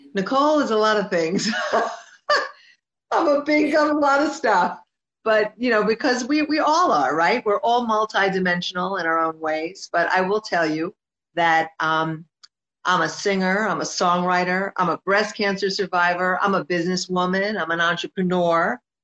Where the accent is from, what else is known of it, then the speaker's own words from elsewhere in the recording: New Jersey, United States; moved away as an adult; now in Miami, United States; I'm originally from Jersey, and then I moved to, I relocated to Miami, to Florida last year.